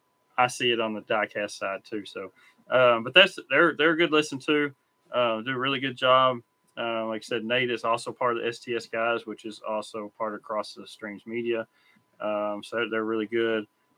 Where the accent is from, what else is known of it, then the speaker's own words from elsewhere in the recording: East Texas, United States; I'm from East Texas. I don't speak Japanese.